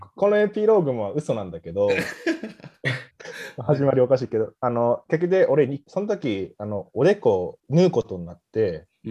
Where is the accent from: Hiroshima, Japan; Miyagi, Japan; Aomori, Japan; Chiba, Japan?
Aomori, Japan; Misawa; 俺、青森県三沢出身じゃん。